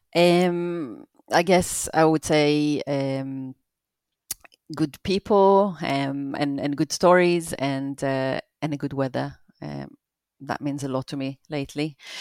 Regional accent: Israel; moved away as an adult; also born or lived in Brockley, London; now in London, United Kingdom; I live in Broccoli, Southeast London, and, uh, I grew up in Israel.

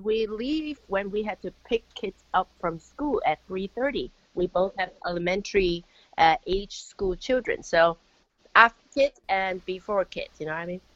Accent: Bloomington, Indiana, United States; right here in my hometown in Bloomington, Indiana.

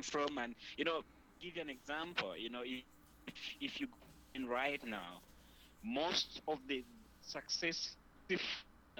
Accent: Copperbelt Province, Zambia; moved away as an adult; I was brought up on the Copper Belt that is just, you know, right at the border with Congo.

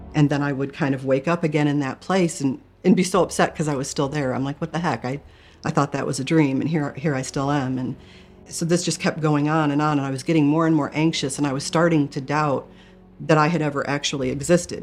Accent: Michigan, United States; I grew up in Michigan

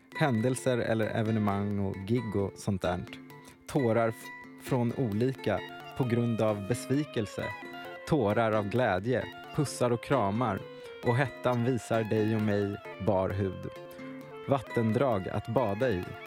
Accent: Närke, Örebro County, Sweden; also born or lived in Ghana; Jag är från Ghana, men uppväxt i Närke

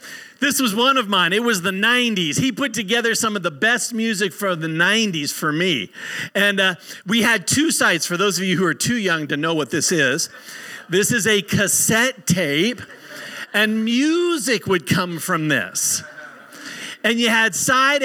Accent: Southern California, United States; moved away as an adult; also born or lived in Colorado; my family and I moved from Southern California to the beautiful state of Colorado

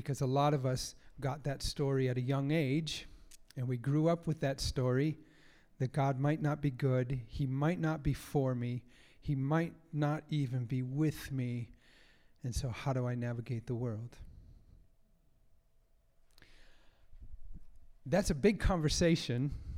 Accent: United States; I grew up in America

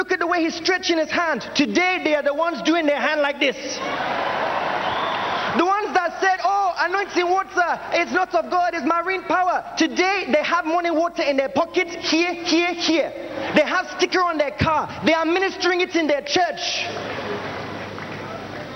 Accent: United Kingdom; moved away as an adult; now in Nigeria; I'm originally from the United Kingdom, and I'm an evangelist here at the Synagogue Church of All Nations.

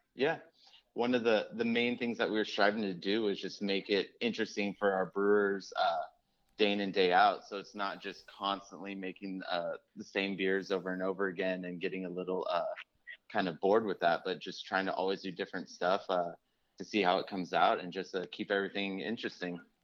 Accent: Sacramento, California, United States; now in Oakland, United States; I grew up in Sacramento

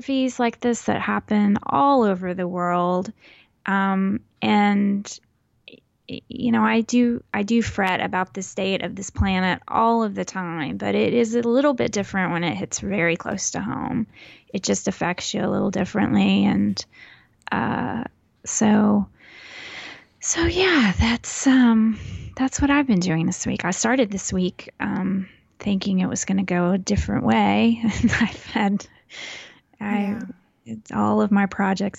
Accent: Houston, Texas, United States; I am from Houston. I was born in Houston, and I grew up northeast of Houston and lived there until I turned 18

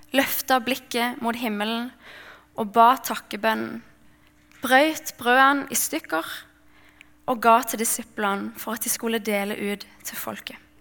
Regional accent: Mandal, Agder, Norway; jeg kommer fra Mandal på Sørlandet

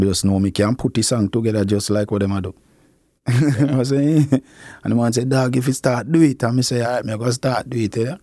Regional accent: Clarendon, Jamaica; also born or lived in Kingston, Jamaica; my father end up bring me, go to Clarendon, go stay with my grandmother

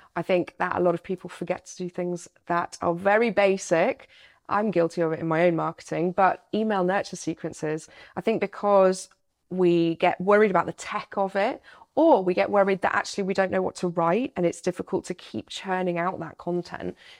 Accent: United Kingdom; as a Brit

